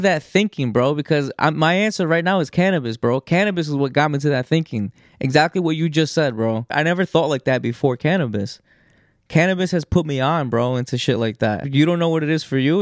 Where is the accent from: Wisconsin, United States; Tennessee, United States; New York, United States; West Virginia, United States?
New York, United States; growing up in New York, in these states, in these public schools